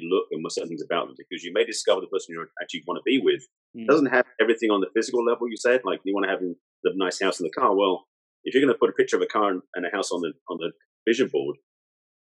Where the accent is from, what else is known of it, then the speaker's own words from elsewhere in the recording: England, United Kingdom; moved away as an adult; now in United States; I'm English, I was out here in the States at the time.